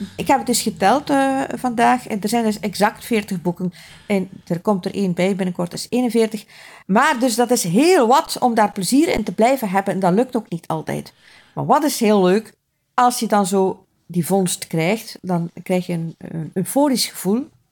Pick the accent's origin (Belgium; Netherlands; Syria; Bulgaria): Belgium; West Flanders; ik ben van West-Vlaanderen